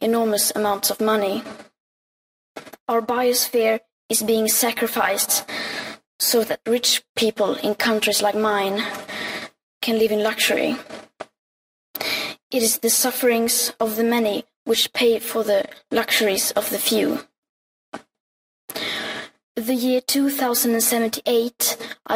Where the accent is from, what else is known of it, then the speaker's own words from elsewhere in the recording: Sweden; I am 15 years old and I'm from Sweden